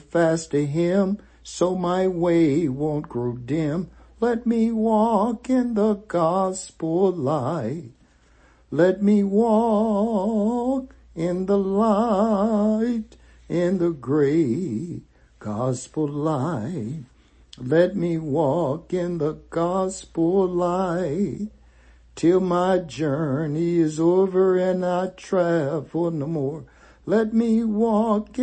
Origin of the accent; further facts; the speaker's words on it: the South, United States; When we were kids growing up in the South